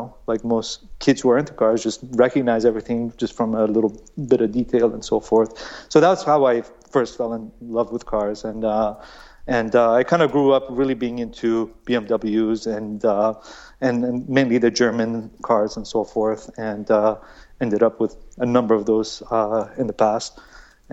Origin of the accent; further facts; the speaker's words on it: Iran; moved away; I was born in Iran, so we were living in Iran, and I was 4 years old